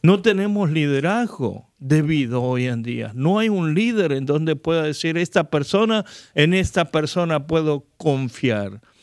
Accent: South Korea; now in United States; como inmigrantes que estamos aquí en Estados Unidos, las experiencias que hemos vivido, yo escuché y crecí en Corea

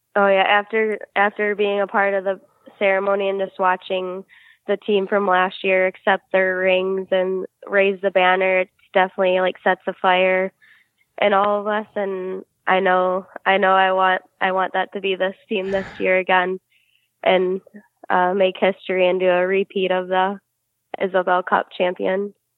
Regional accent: Livonia, Michigan, United States; I grew up in Livonia, Michigan, so it's like southern Michigan

